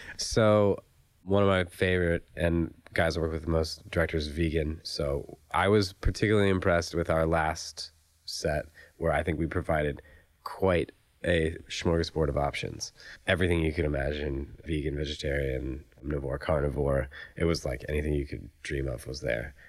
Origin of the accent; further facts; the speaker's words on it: Raleigh, North Carolina, United States; now in Los Angeles, United States; I'm from Raleigh, North Carolina.